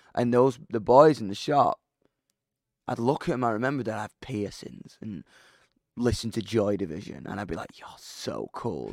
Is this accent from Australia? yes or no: no; United Kingdom; I'm a British rock musician